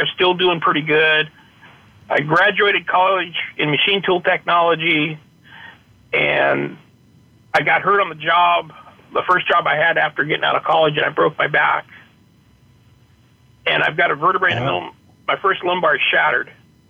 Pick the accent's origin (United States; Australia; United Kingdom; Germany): United States; Petaluma, California; In Petaluma, California.